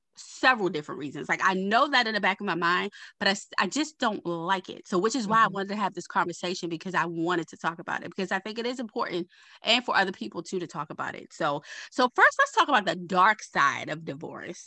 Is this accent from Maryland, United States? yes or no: yes; Baltimore, Maryland, United States; I'm from Baltimore.